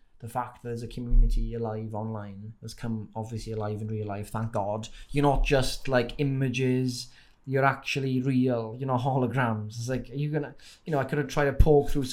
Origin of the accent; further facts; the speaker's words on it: Wales, United Kingdom; accent: Welsh; you've got the Welsh accent here, but when you see me in real life, it's probably even stronger